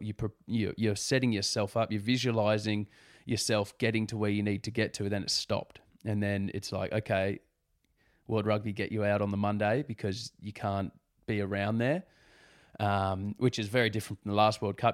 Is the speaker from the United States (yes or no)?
no; Sydney, New South Wales, Australia; growing up on the Northern Beaches is a pretty nice place to grow up.